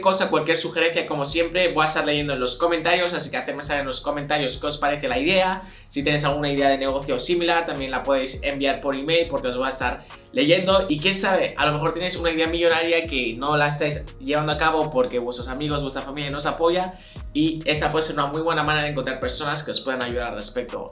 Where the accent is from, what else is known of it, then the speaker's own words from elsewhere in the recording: Barcelona, Catalonia, Spain; soy de Barcelona